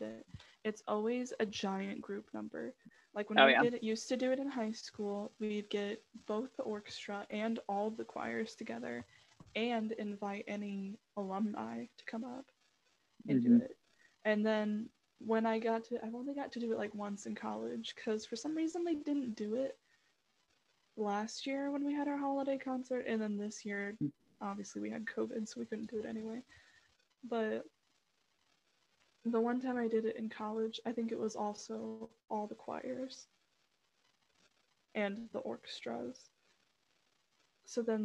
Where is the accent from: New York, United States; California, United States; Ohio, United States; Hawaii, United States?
Ohio, United States; Bryan; the Methodist church where we grew up in Bryan